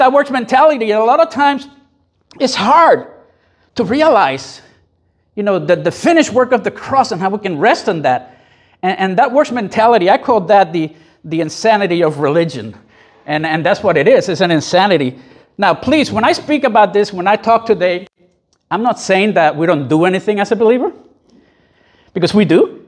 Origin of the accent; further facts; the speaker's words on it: Puerto Rico; I grew up in Puerto Rico in a very Catholic Latin environment